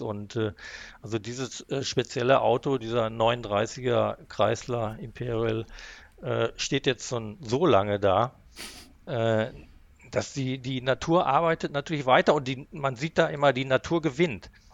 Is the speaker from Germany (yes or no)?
yes; Haltern am See, North Rhine-Westphalia, Germany; also born or lived in Recklinghausen; ich bin allerdings in, äh, im Münsterland groß geworden